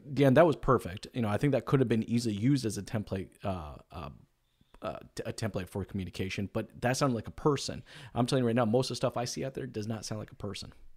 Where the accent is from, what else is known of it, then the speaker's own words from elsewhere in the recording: United States; I'm an American